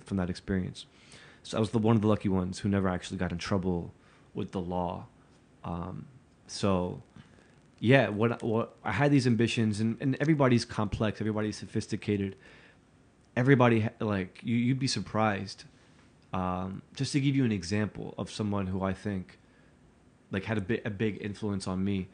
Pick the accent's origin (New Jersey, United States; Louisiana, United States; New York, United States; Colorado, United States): New Jersey, United States; Newark; when I was growing up in Newark